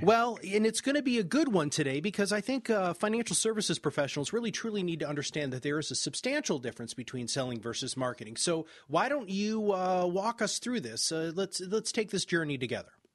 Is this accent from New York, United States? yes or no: no; Michigan, United States; I'm from Michigan